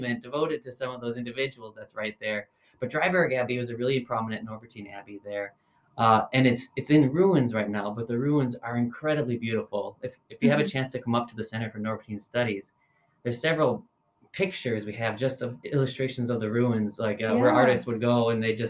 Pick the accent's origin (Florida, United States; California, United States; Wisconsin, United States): Wisconsin, United States; Green Bay; I'm from Wisconsin. I was actually born and raised in Green Bay